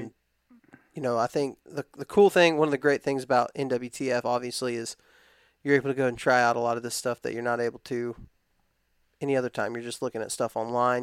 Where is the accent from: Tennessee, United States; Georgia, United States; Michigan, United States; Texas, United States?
Texas, United States; West; I grew up in West Texas